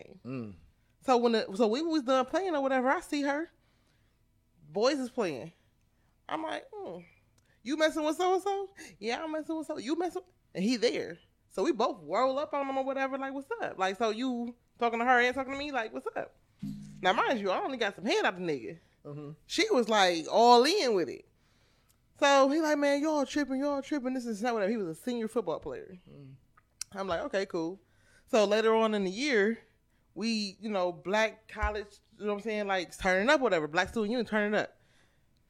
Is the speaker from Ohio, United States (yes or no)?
yes; Cleveland, Ohio, United States; I'm from Cleveland